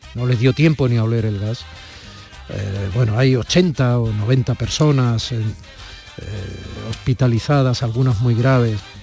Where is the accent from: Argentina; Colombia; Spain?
Spain; Andalusia; los que somos andaluces